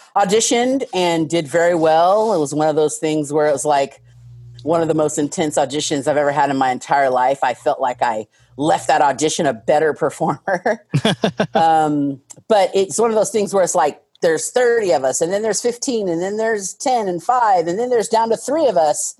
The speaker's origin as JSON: {"language": "English", "town": "Tacoma", "region": "Washington", "country": "United States", "tie": "born or raised there", "also_born_or_lived": "Bellingham, Washington / New York", "moved": "as an adult", "said": "I grew up in UP, which when I was growing up, it was still Tacoma."}